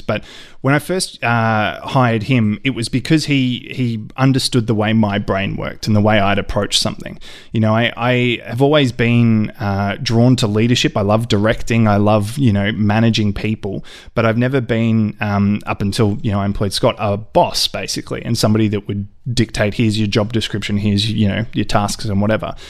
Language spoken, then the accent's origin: English; Ballarat, Victoria, Australia; a friend of mine who I, I grew up with in Ballarat